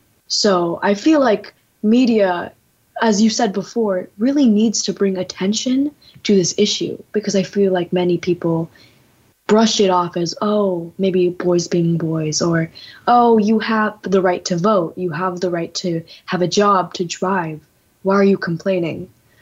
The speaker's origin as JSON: {"language": "English", "country": "India", "said": "Yeah, as we're both Indian women."}